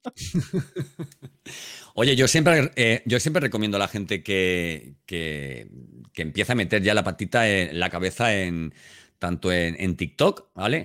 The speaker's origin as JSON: {"language": "Spanish", "town": "Elche", "region": "Valencian Community", "country": "Spain", "moved": "yes", "lives_now": "Seville, Spain", "said": "yo aunque vivo en Sevilla, eh, soy de Elche, de Alicante"}